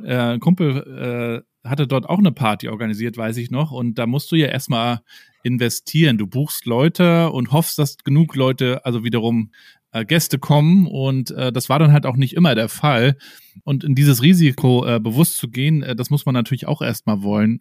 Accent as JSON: {"language": "German", "town": "Rostock", "region": "Mecklenburg-Vorpommern", "country": "Germany", "tie": "born or raised there", "said": "Ich bin ja hier in, in Rostock aufgewachsen, also genau die andere Ecke oben an der Ostsee"}